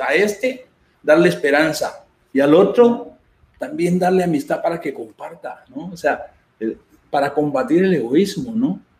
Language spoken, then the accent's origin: Spanish; Guatemala; moved away; yo soy de Guatemala